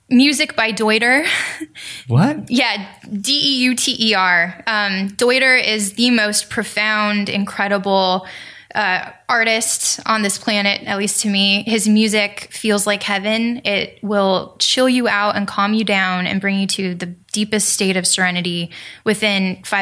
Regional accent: Los Angeles, California, United States; born there; I was born in Los Angeles, but I traveled the world and almost every 50 almost every 50 states

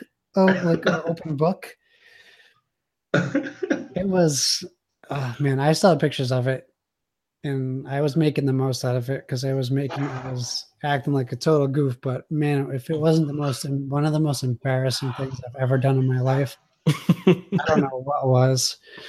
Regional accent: Massachusetts, United States; I'm from Massachusetts, and regardless of what people think of the teams, as a kid, I was taught what sports hate is

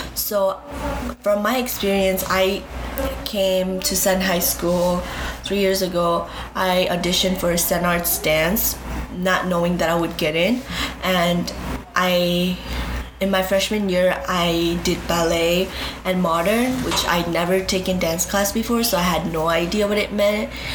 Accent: Nepal; now in Chicago, United States; I am from Nepal, but my parents were from Bhutan, and they came back to Nepal.

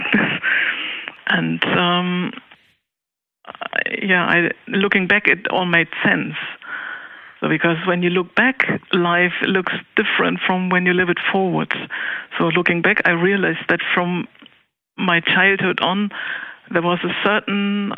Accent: Cologne, North Rhine-Westphalia, Germany; I grew up in Cologne City

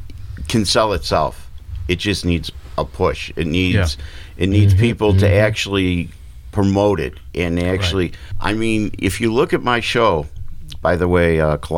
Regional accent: Chicago, Illinois, United States; moved away; I'm from Chicago

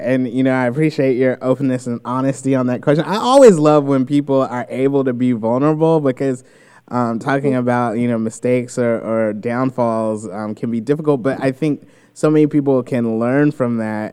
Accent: United States; as American

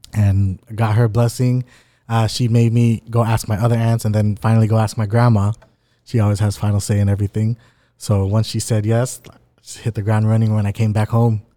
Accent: Anaheim, California, United States; growing up in Anaheim

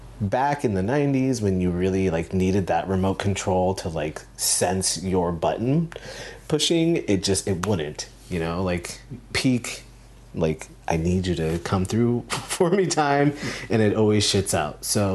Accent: San Diego, California, United States; also born or lived in Philippines; I was born in the Philippines, and my mom and dad met there, I guess fell in love, and we moved to San Diego. And so a lot of the time I tell people that I'm from California

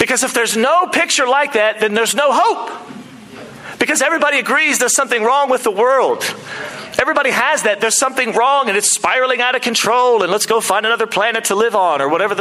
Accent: United States; now in Auckland, New Zealand; as an American

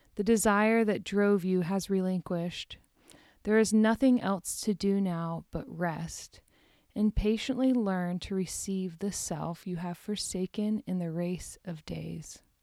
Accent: Deer Park, Texas, United States; moved away; Greetings from Deer Park, Texas, my hometown.

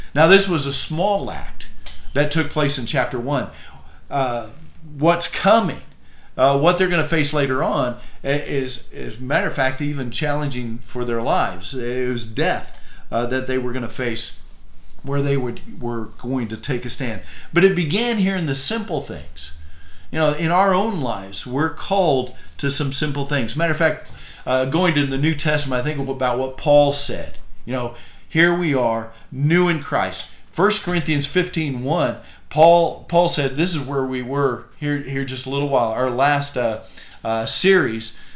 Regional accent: United States; I'm an American

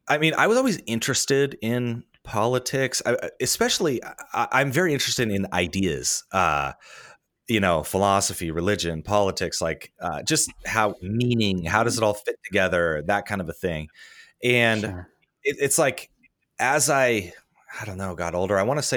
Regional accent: Lincoln, Nebraska, United States; it starts with growing up in Nebraska and kind of going to an evangelical church and the sort of the direct connection of being a evangelical and being a Republican.

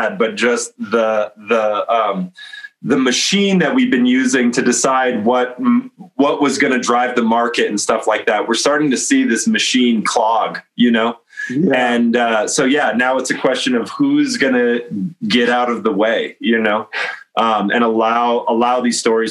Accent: North Dakota, United States; I am from North Dakota.

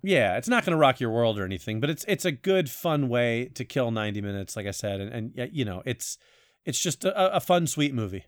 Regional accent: Florida, United States; now in New York, United States; I'm actually from Florida

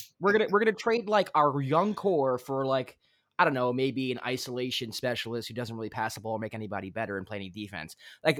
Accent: New York, United States; I'm a New Yorker.

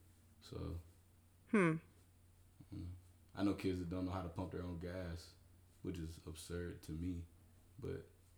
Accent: Little Rock, Arkansas, United States; I'm from Little Rock, Arkansas. 501 raised.

